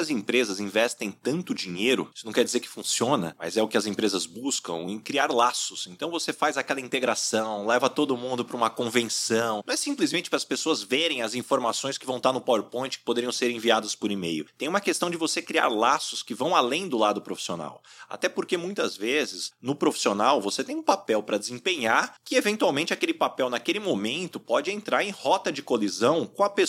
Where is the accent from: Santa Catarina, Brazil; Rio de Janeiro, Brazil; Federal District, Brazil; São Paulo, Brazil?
São Paulo, Brazil; São José do Rio Preto; sou de São José do Rio Preto